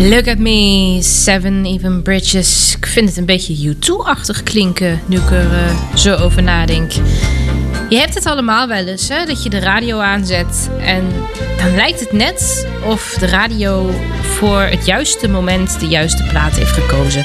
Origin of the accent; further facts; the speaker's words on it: Weeze, North Rhine-Westphalia, Germany; Ik kom zelf uit Wezen, uit Duitsland.